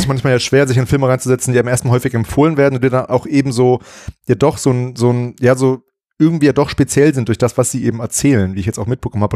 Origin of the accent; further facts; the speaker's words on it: Bielefeld, North Rhine-Westphalia, Germany; moved away; in meiner alten Heimat äh, in Bielefeld